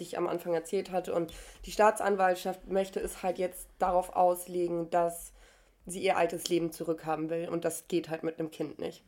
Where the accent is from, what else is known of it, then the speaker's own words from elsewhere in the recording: Germany; bei uns in Deutschland